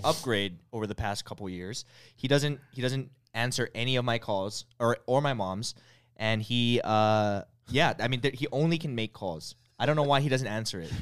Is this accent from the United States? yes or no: yes; Hawaii, United States; growing up in Hawaii